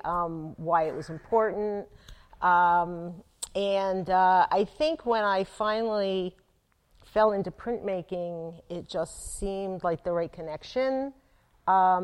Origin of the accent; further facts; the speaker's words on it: Atlantic City, New Jersey, United States; I grew up in Atlantic City, and I worked at Louis's Artist Village on the boardwalk